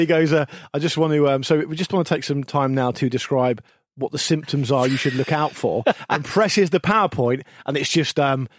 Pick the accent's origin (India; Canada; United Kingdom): United Kingdom; England; someone like me, you grew up 10 minutes from the sea, I'd tell you the best time to go to the sea in England.